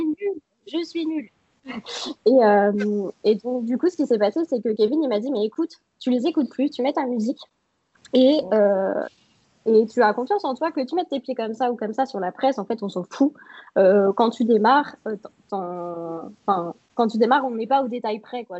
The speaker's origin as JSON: {"language": "French", "town": "Troyes", "region": "Grand Est", "country": "France", "said": "je suis de Troyes, donc euh, en France, euh, dans le nord-est."}